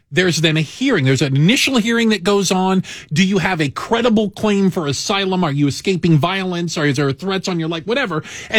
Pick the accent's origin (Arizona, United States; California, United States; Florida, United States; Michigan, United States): Arizona, United States; Tucson; also born or lived in Phoenix, Arizona; now in Chicago, United States; I spent a large portion of my life living in Arizona. Mm-hmm. I grew up in Tucson. I went to the University of Arizona. Down in Tucson.